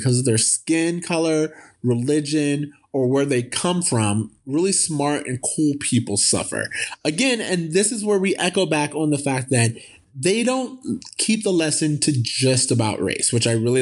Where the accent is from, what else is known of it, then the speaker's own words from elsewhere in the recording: the South, United States; I grew up in the South